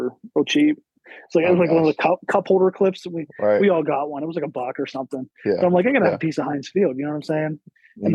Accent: Penn State, Pennsylvania, United States; I grew up around Penn State.

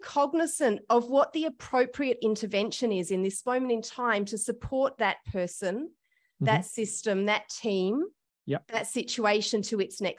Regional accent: Australia; I have had the privilege of being white, being an Australian, and being born in Australia.

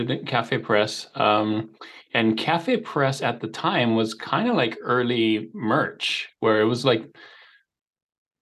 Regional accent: Hawaii, United States; moved away as an adult; now in Utah, United States; I was born and raised in Hawaii, so you may have picked up a slight accent.

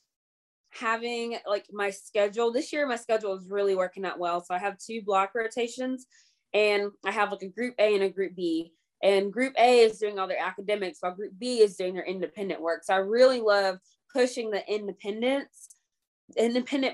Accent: the South, United States; I'm from the South

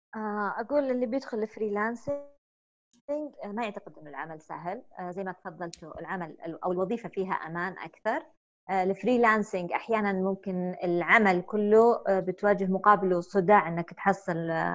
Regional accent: Saudi Arabia; إحنا سعوديين

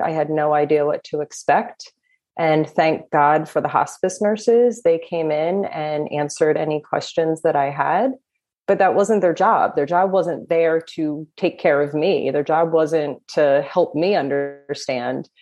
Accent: New Jersey, United States; I am from New Jersey

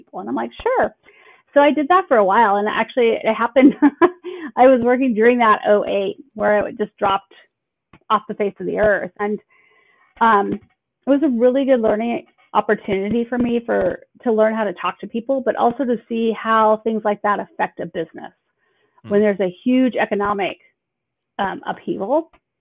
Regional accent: Banks, Oregon, United States; I am a native Oregonian. I live in the same place that I grew up in Banks, Oregon.

